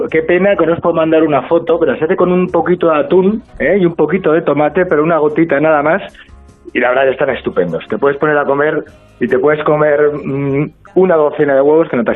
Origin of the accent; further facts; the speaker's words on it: Andalusia, Spain; Sí, se lo voy a dar a mi tierra, hombre, a ver si remontamos un poquito.